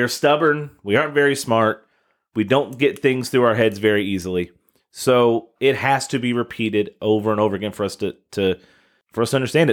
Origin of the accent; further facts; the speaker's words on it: Kentucky, United States; now in Southern Indiana, United States; my home state, the city of Mayfield, Kentucky